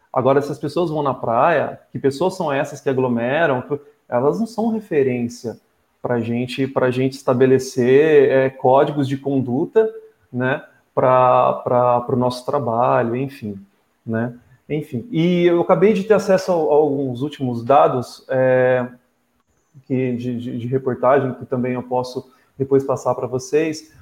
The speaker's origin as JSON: {"language": "Portuguese", "town": "Ribeirão Preto", "region": "São Paulo", "country": "Brazil", "moved": "as an adult", "lives_now": "Ubatuba, Brazil", "said": "sou de Ribeirão Preto, mas estou em Batuba há mais de três anos, vim para morar"}